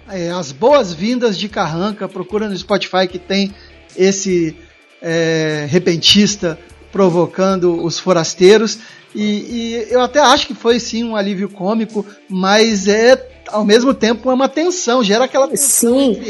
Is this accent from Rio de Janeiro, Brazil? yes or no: yes; Rio de Janeiro, Brazil; Eu sou do Rio.